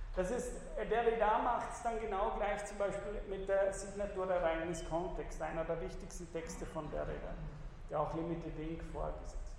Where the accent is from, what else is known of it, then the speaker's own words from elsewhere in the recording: Austria; wir in Österreich